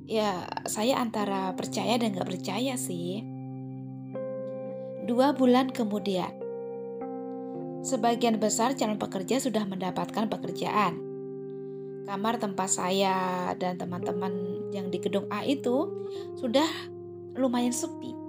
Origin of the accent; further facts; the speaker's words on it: Java, Indonesia; moved away; Saat itu saya merantau dari Jawa menuju negeri seberang. Iya, negeri Upin Ipin.